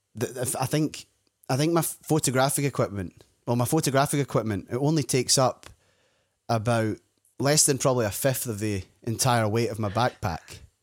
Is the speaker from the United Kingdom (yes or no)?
yes; Scotland, United Kingdom; my own experience growing up in Scotland